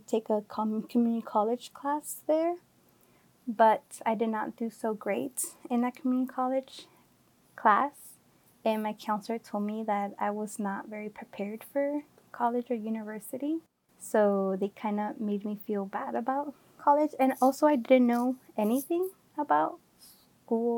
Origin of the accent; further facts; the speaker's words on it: Oakland, California, United States; also born or lived in Santa Barbara, California; I am from the Bay Area, from Oakland. I was born and raised